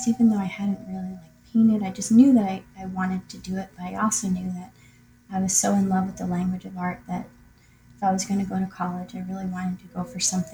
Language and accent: English; Greenwich, Connecticut, United States; I grew up in Greenwich, Connecticut